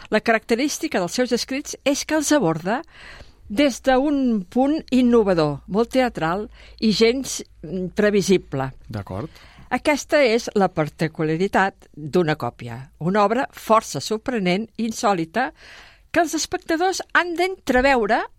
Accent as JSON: {"language": "Catalan", "town": "Sabadell", "region": "Catalonia", "country": "Spain", "said": "Renfe i carrer, ho vaig combinant però sóc de Sabadell i la cultura de Sabadell també m'interessa"}